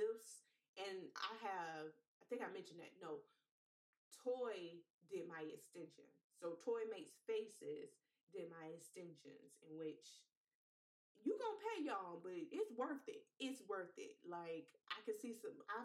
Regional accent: Fayetteville, United States; I'm from the Fayetteville, I ain't never live in a hood

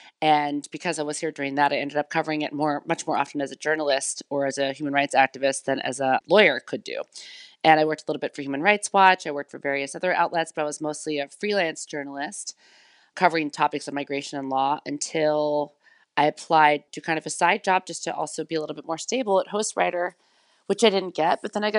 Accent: United States; Because I'm from the United States, it's easy for me to go almost anywhere in the world if I want to do a story.

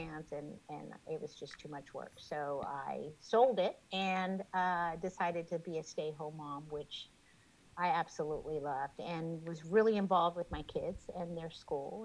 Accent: Robstown, Texas, United States; I grew up in Robstown.

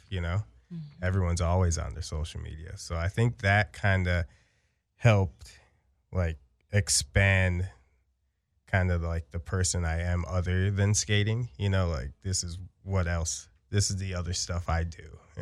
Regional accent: Chicago, Illinois, United States; now in Los Angeles, United States; growing up in Chicago, it was like a little bit slower pace

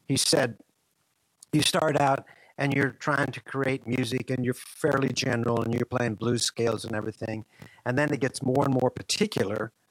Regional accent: Marion, Kansas, United States; I grew up in Marion, Kansas

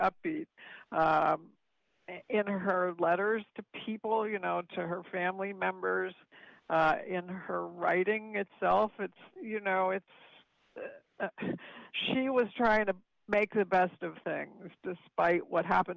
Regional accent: Chatham, New Jersey, United States; also born or lived in Palo Alto, California; I was born in California, in Palo Alto, and I was raised in Chatham, New Jersey, where I still live.

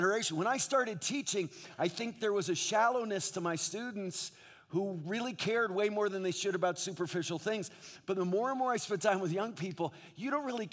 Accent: New England, United States; moved away as an adult; now in Southern California, United States; I grew up in New England

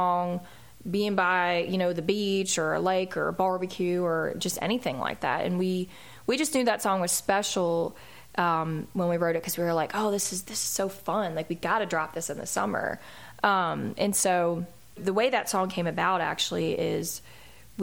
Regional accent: Philadelphia, Pennsylvania, United States; now in Nashville, United States; that's my hometown

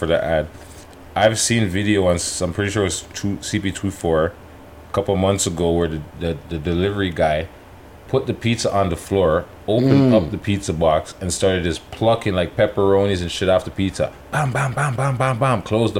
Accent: Canada; But let's go Juno first because we're Canadian.

